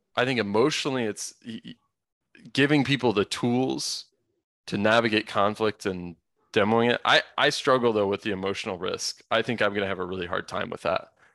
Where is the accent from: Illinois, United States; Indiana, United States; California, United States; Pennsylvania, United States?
Indiana, United States; I grew up in suburbia in Indiana